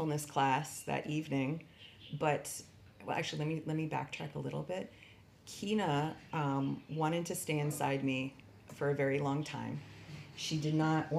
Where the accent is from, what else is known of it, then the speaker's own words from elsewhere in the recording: United States; as an American